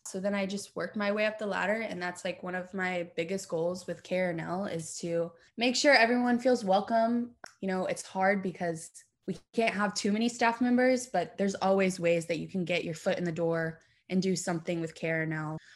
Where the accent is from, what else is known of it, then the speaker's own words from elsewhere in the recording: Lexington, Kentucky, United States; Born and raised in Lexington